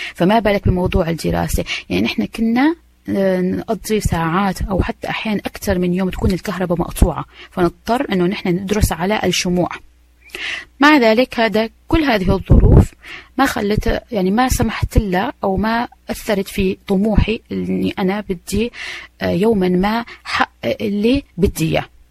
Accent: Aleppo, Aleppo Governorate, Syria; moved away as an adult; also born or lived in Manchester, United Kingdom; now in London, United Kingdom; أنا أجيت من مدينة أو أصلي من مدينة حلب اللي هي ثاني أكبر مدينة بسوريا

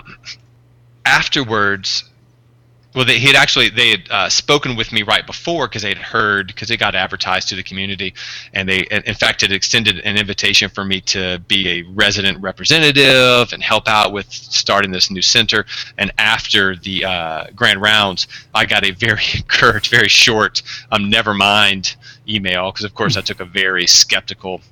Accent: Deep South, United States; I'm actually from the Deep South

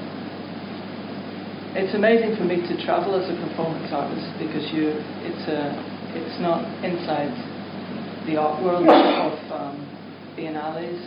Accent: Belfast, Northern Ireland, United Kingdom; I was born in 1968 in Belfast.

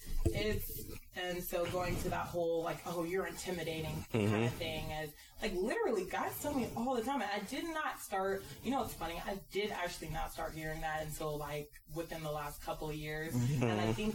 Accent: San Diego, California, United States; I'm originally from San Diego. I spent a lot of my life in California, but like. That was my life. I didn't grow up in the hood.

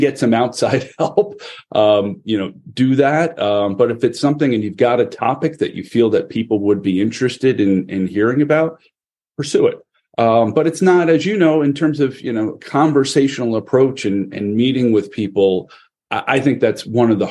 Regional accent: Connecticut, United States; the state of Connecticut, my home state

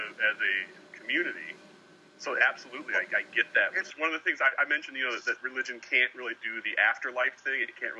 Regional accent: small town Iowa, United States; my hometown cemetery

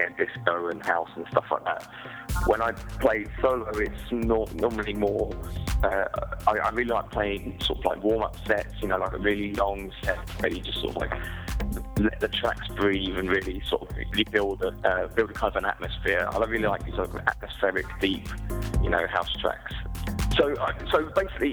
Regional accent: Watford, East of England, United Kingdom; moved away as an adult; now in Berlin, Germany; I'm originally from Watford, just on the edge of London

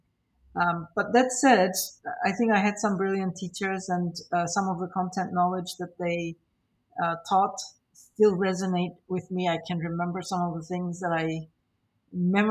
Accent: Northern Cyprus, Cyprus; So I grew up in Cyprus, in northern Cyprus

